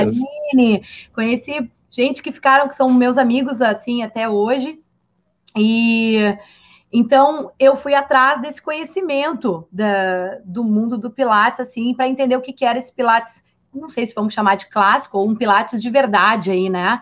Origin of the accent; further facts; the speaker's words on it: Rio Grande do Sul, Brazil; sou gaúcha